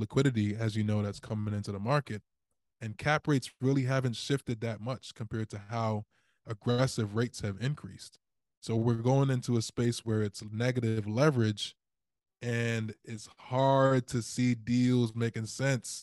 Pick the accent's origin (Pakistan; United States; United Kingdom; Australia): United States; Baltimore, Maryland; I am from Baltimore City